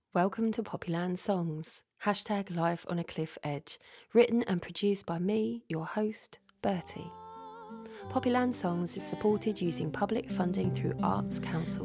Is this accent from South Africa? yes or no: no; Sidestrand, East of England, United Kingdom; the house I grew up in was in Sidestrand, North Norfolk